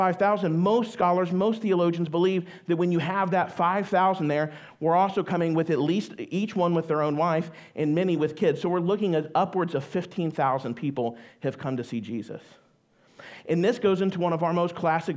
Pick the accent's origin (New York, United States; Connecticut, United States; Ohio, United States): Ohio, United States; I am from Ohio. I am a Buckeye